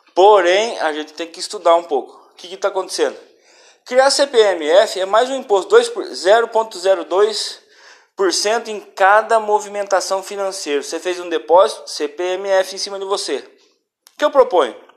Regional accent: Brazil; nós como brasileiros

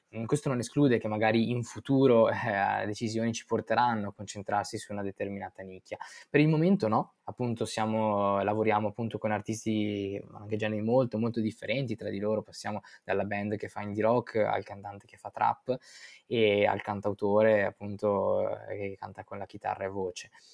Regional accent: Verona, Veneto, Italy; Io sono originario di Verona e nato e cresciuto lì

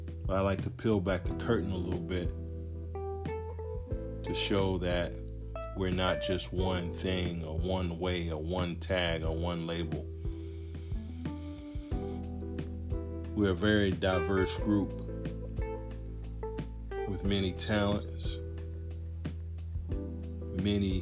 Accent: United States; As a black man in America, growing up in America

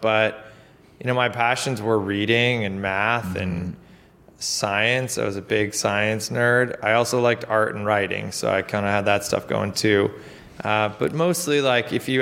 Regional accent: Lockport, New York, United States; I grew up in a town called Lockport, New York, just outside of Buffalo

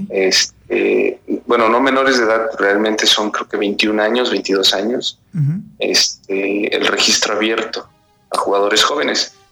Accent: Mexico; Ahí aclarar que como, buenos mexicanos, este, el 12 de julio a las 10, 11 de la noche me marcan

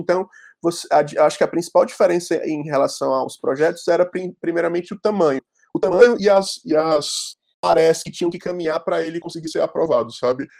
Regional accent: Fortaleza, Ceará, Brazil; accent: cearense; moved away as an adult; now in São Paulo, Brazil; sou de Fortaleza.

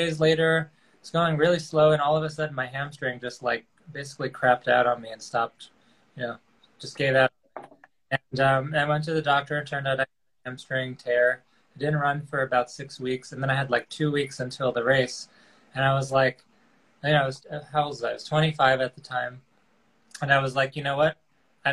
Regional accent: Port Washington, New York, United States; also born or lived in Queens, New York; now in Riverdale, Bronx, United States; I grew up in Long Island in a town called Port Washington.

